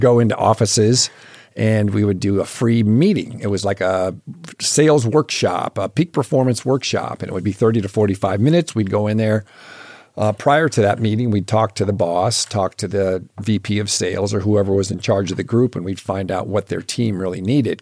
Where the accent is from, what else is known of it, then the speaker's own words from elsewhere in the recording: Michigan, United States; moved away; I grew up in Michigan